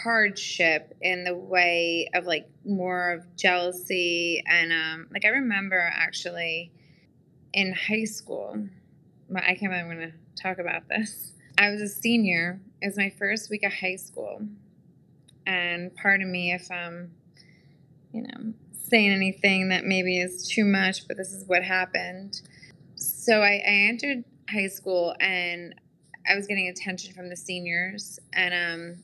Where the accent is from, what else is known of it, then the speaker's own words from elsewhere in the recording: Long Island, New York, United States; moved away as an adult; now in Nashville, United States; I'm from Long Island, New York, born and raised